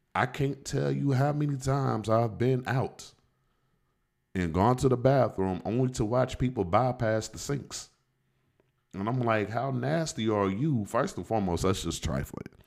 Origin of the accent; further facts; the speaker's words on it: Indianapolis, Indiana, United States; I'm from Indianapolis, but I was also in education uh, for 16 years